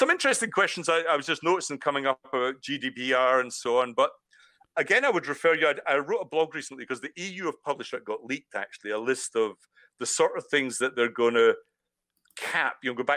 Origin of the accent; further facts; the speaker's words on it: Scotland, United Kingdom; accent: Scottish; now in Brighton, United Kingdom; I suppose the Scottish accent